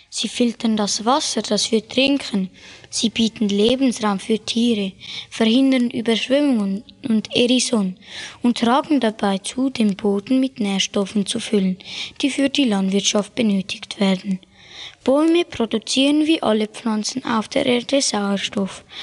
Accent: Wolfhausen, Zurich, Switzerland; Wir kommen aus Wolfhausen, das ist ein kleines Dorf und liegt neben Bubikon in der Nähe von Rapperswil im Zürich Oberland.

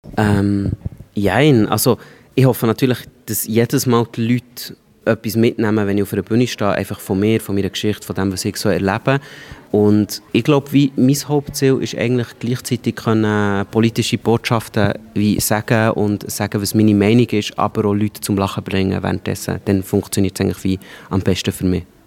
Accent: Switzerland; aufwachsen in der Schweiz, ich bin auf dem Land aufgewachsen

